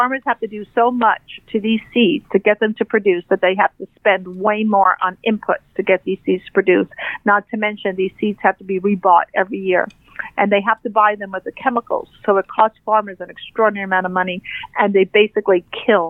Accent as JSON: {"language": "English", "town": "New York City", "region": "New York", "country": "United States", "said": "I'm a gal from New York City"}